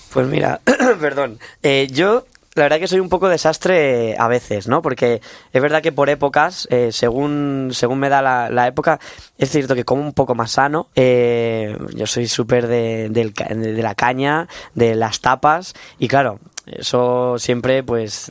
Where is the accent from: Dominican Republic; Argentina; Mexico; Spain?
Spain; Castilla-La Mancha; moved away as an adult; now in Madrid, Spain; vengo de, un pueblo de Castilla-La Mancha, yo soy manchego